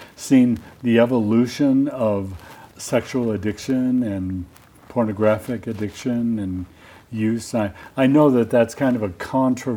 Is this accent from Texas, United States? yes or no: no; Southern California, United States; I grew up in Southern California